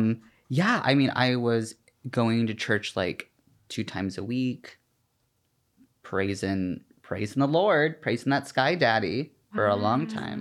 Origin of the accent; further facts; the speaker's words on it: Georgia, United States; I grew up in. Oh! Obviously, in Georgia.